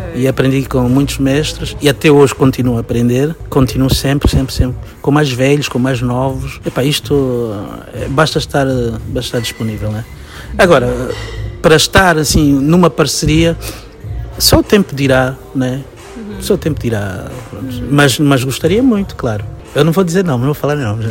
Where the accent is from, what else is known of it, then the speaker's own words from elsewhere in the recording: Angola; moved away; a sorte de ter saído de Angola, eu tive que agarrar-me à minha cultura para como uma coisa identitária, saber quem eu sou e de onde eu vim